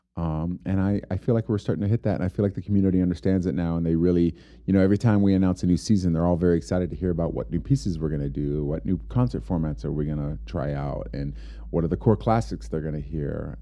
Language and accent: English; Homestead, Florida, United States; now in Amarillo, United States; I grew up in Homestead, Florida